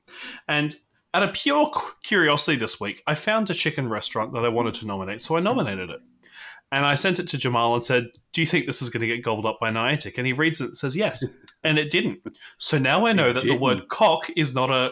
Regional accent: Australia; as an Australian

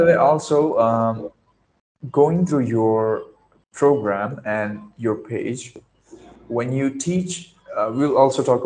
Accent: Pune, Maharashtra, India; English is a second language; I'm from this city called Pune in the state of Maharashtra

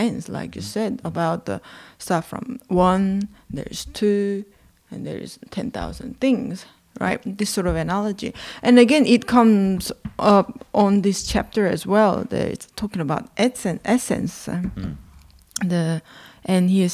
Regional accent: South Korea; I was born and raised in South Korea

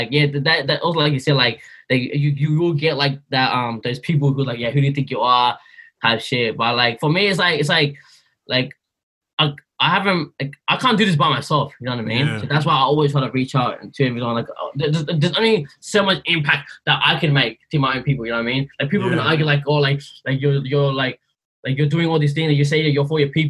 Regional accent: Myanmar; I'm from Burma. Where's that? People don't know where we're from, bro. Like, oh, it's in Southeast Asia.

